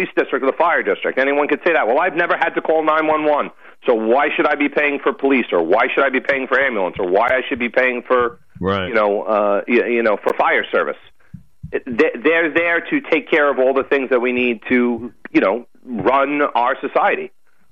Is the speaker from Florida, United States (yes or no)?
no; Bayport, New York, United States; also born or lived in Sayville, New York; I was born in Bayport. I live in Sable now.